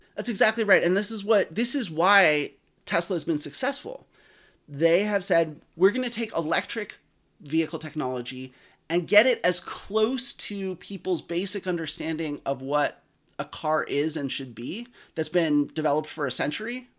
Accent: Eugene, Oregon, United States; I grew up in Eugene, Oregon, where you definitely don't, don't need a car

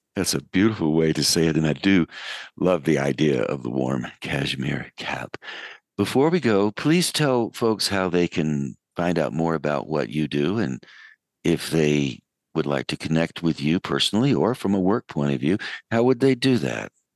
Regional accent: United States; accent: American; my American accent

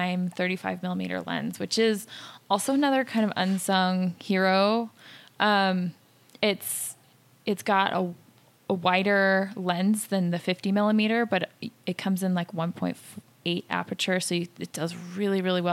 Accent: Salt Lake City, Utah, United States; also born or lived in San Francisco area, California; So I'm from Salt Lake City, Utah, grew up here, spent a little bit of time in San Francisco area. I'm back

